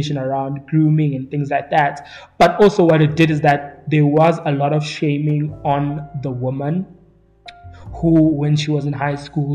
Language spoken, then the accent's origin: English; East Rand of Johannesburg, Gauteng, South Africa; I grew up in two different townships in the East Rand of Johannesburg growing up